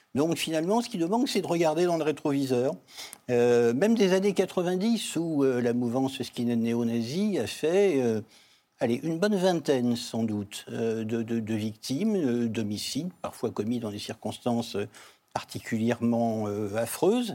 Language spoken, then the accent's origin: French; France; en tant que Français et en tant que Juif